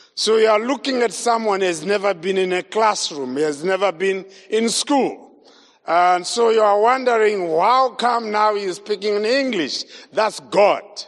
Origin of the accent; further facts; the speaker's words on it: Zimbabwe; I was born in Zimbabwe, grew up in Zimbabwe